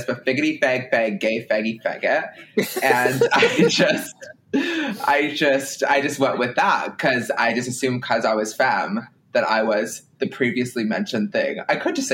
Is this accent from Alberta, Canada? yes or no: no; Ottawa, Ontario, Canada; moved away as an adult; now in Toronto, Canada; I'm from Ottawa